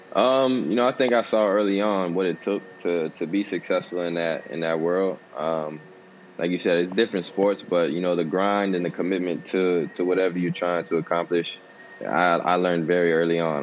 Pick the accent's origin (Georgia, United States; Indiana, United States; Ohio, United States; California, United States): Ohio, United States; Cincinnati; I was born in Cincinnati, Ohio